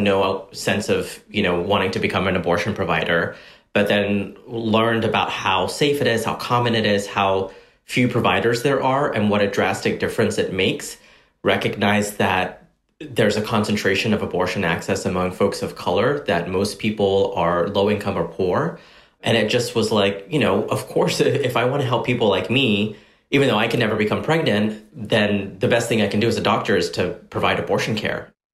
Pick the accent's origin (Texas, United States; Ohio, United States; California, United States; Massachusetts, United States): Texas, United States; Corsicana; growing up in Corsicana, uh, being we were undocumented at the time